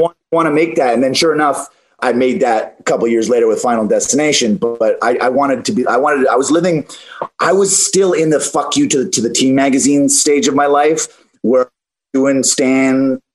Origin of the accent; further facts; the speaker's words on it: Canada; I come from Canada, so I grew up, you know, not not that much, but I, I had the the evergreen forests and and the the great outdoors a little bit